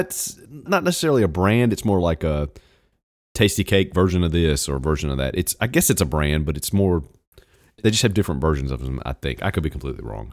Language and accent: English; Virginia, United States; moved away; I was born in Virginia, so I'm technically a Virginian, even though I haven't lived there in thirty years